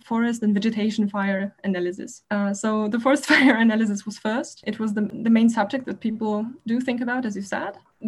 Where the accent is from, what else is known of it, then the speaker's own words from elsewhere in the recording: Warsaw, Masovian Voivodeship, Poland; moved away as an adult; now in Berlin, Germany; I come from Warsaw, Poland, where I was born and studied